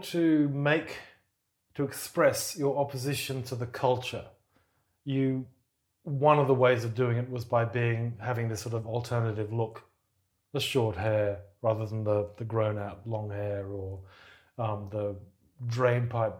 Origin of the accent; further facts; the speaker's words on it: Townsville, Queensland, Australia; moved away as an adult; also born or lived in Brisbane; I'm from Townsville, which is a provincial city, very sort of big industrial port and an army town